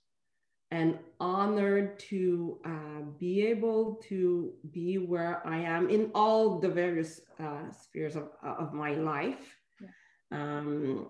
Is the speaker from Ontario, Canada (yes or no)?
no; Montreal, Quebec, Canada; I was born in Montreal, raised in Montreal